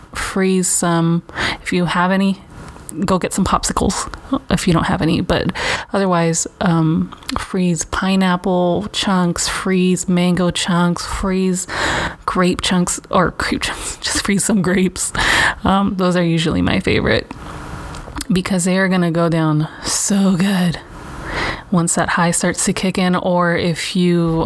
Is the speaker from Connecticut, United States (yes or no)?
no; Los Angeles, California, United States; I grew up in Venice.